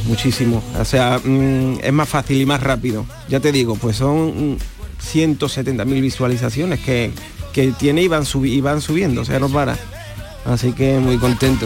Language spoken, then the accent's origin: Spanish; Trigueros, Andalusia, Spain; moved away as an adult; now in Utrera, Spain; Yo soy de triguero